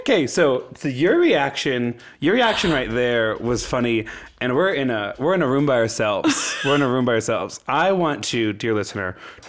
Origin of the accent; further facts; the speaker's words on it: Midwest, United States; from the Midwest